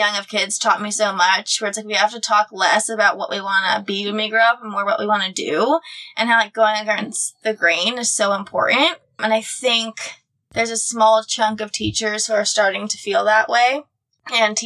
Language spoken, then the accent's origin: English; Midwest, United States; growing up in the Midwest